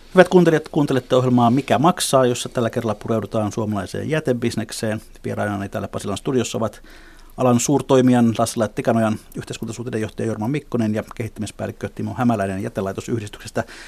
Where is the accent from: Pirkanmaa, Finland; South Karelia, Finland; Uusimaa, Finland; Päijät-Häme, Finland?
Uusimaa, Finland; Helsinki; meidän puistolalaisten